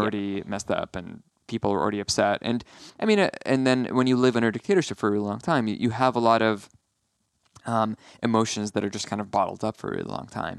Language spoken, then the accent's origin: English; Aleppo, Aleppo Governorate, Syria; moved away as an adult; also born or lived in Santa Monica, California / San Diego; now in Los Angeles, United States; I'm from Aleppo